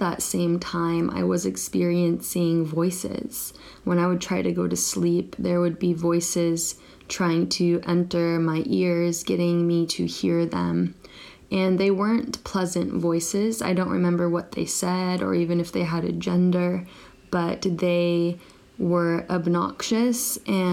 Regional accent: Northern California, United States; now in Japan; I currently live in Japan and I'm from Northern California

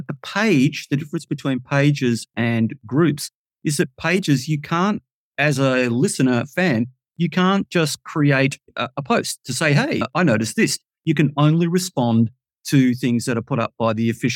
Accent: Melbourne, Victoria, Australia; I come from Melbourne in Australia, Victoria

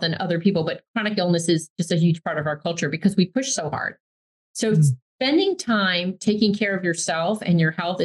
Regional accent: New York, United States; I grew up in New York

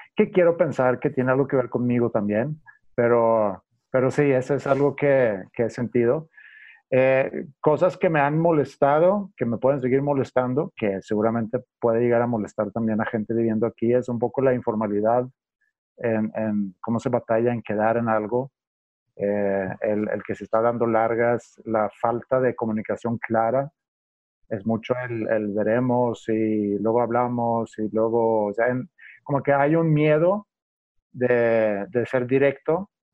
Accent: Sweden; Spanish is a second language; moved away as an adult; also born or lived in Stockholm; now in Mexico; estudié administración en la Universidad de Estocolmo y cuando terminé mis estudios, eh, pues por, por, por, el amor, puedo decir, eh, quise venir a México para tratar de, bueno, aprender español

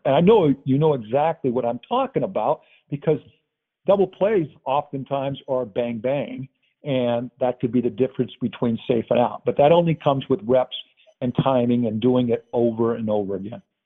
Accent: San Diego, California, United States; I'm from Southern California. Just different different places where we grew up.

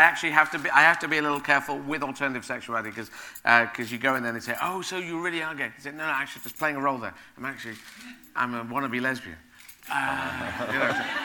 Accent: Aden, Yemen; moved away; also born or lived in Sheffield; I was born in Yemen. I was born in the city of Aden

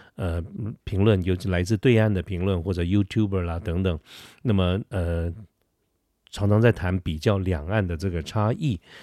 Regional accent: Taiwan; 我是台湾人

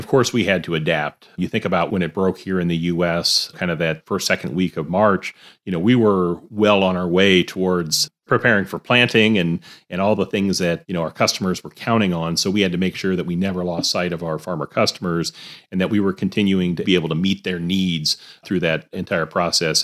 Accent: Alabama, United States; moved away as an adult; now in Iowa, United States; I grew up in Alabama

